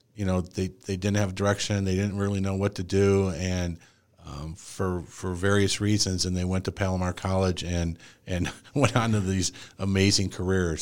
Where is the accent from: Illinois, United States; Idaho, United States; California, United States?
Illinois, United States; Joliet; moved away; I'm originally from, I was born in Joliet, Illinois